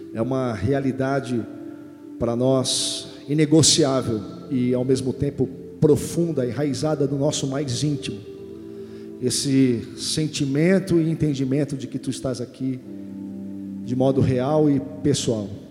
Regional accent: Santos, São Paulo, Brazil; Eu sou de Santos, nascido em Santos, então vivo no litoral

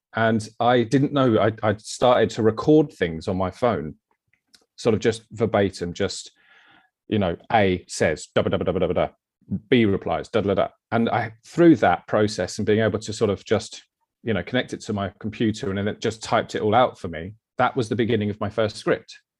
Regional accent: Brighton, South East England, United Kingdom; also born or lived in London; now in Eastbourne, United Kingdom; I've grew up in Brighton. So Brighton boy, born and bred

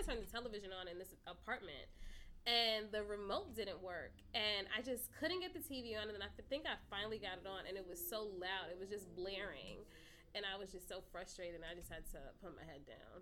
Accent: New York City, New York, United States; moved away as an adult; now in Los Angeles, United States; I am born and bred in Brooklyn. I have lived only in New York State

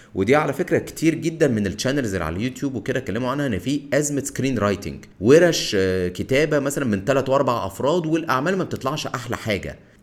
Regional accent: Egypt; علينا كمصريين

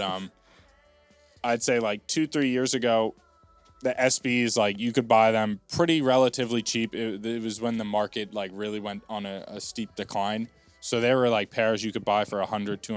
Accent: West Orange, New Jersey, United States; I'm from West Orange, which is right next door to Montclair

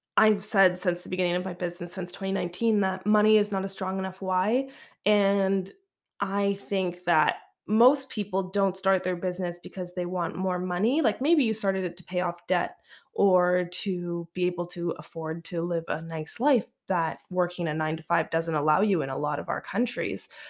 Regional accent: Canada; moved away; also born or lived in Alberta / Vancouver, British Columbia

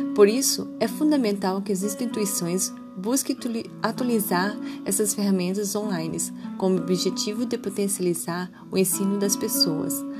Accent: Itajaí, Santa Catarina, Brazil; sou de Itajaí, Santa Catarina

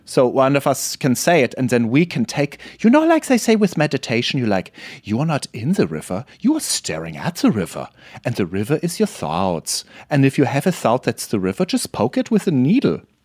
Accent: Germany

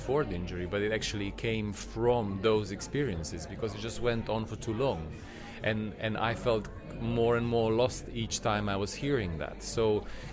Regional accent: Montenegro; moved away as an adult; now in London, United Kingdom; I'm from Montenegro, which is... iconically stubborn people

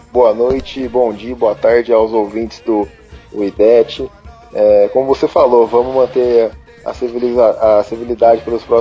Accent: Campinas, São Paulo, Brazil; E eu sou de Campinas, sou Campinas, São Paulo

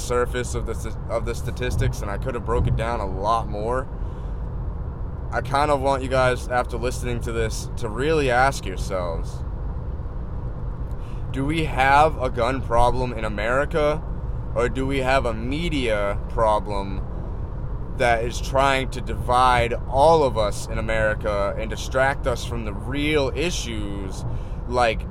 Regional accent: East Coast, United States; moved away as an adult; I'm born and raised in the East Coast.

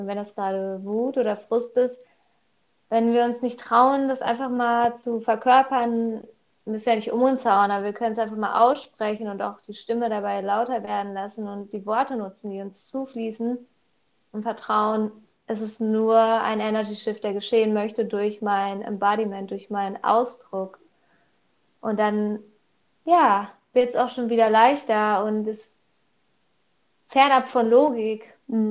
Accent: Wickede, North Rhine-Westphalia, Germany; Ich komme aus Wickede, aus NRW.

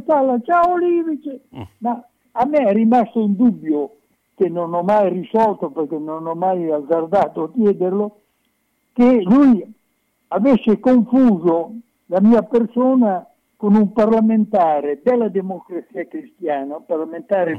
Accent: Bologna, Emilia-Romagna, Italy; da emiliano, da bolognese

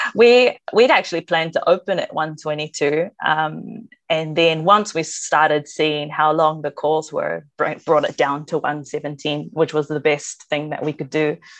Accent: New Zealand; being Māori myself and growing up with that stuff

